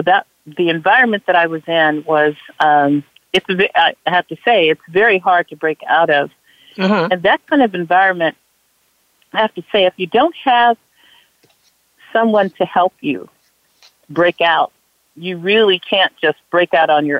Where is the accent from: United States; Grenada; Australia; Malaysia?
United States; Los Angeles, California; I grew up right here in Watts. I went to this exact same high school, which is Jordan High School.